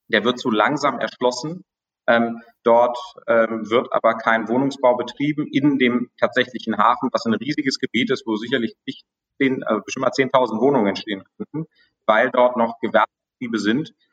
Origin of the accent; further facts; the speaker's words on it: Düsseldorf, North Rhine-Westphalia, Germany; ich meine, wenn wir jetzt mal aus meiner Heimatstadt Düsseldorf nehmen